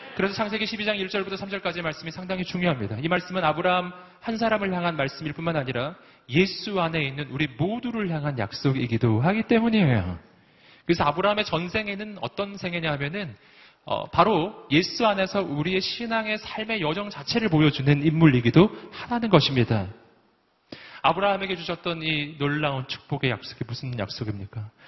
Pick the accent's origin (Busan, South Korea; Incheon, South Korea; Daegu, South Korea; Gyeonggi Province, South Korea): Daegu, South Korea; 제가 대구 출신이에요